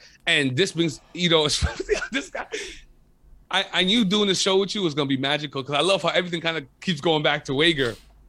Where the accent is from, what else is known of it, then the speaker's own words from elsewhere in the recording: Côte d’Ivoire; also born or lived in Montreal; yo, where are you from? I'm like, I'm from Côte d'Ivoire.